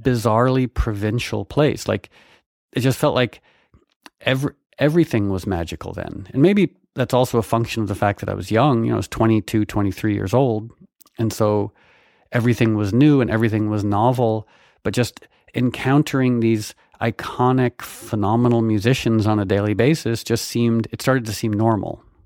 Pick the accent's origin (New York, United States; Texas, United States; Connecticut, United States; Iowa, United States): Connecticut, United States; I grew up in Connecticut